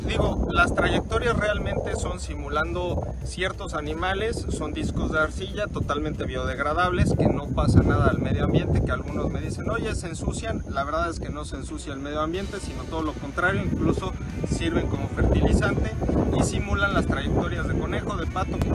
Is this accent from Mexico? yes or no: yes; Puebla, Mexico; yo soy de Puebla